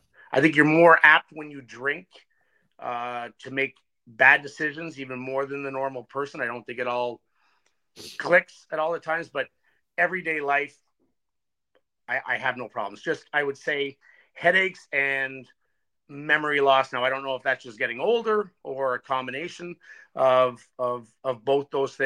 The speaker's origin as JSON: {"language": "English", "town": "Ottawa", "region": "Ontario", "country": "Canada", "said": "from Ottawa, Ontario"}